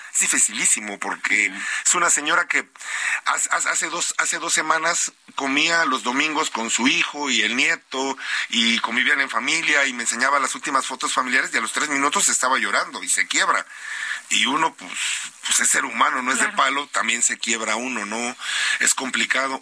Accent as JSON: {"language": "Spanish", "region": "Veracruz", "country": "Mexico", "said": "yo soy de Veracruz"}